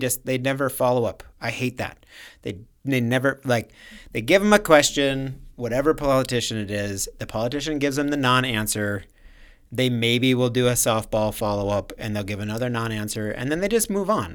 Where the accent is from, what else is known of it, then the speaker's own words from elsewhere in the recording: Minnesota, United States; we're from, from Minnesota.